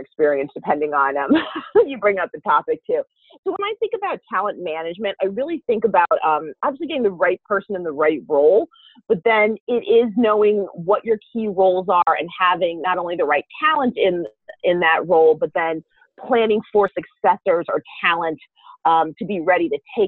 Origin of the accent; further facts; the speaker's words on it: New Jersey, United States; growing up in New Jersey